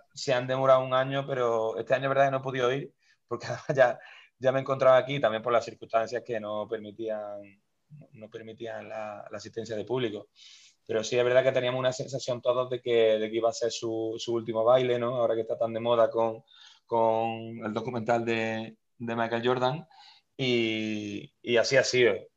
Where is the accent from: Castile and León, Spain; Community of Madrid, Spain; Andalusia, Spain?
Andalusia, Spain; Córdoba; yo soy de España, de, la ciudad de Córdoba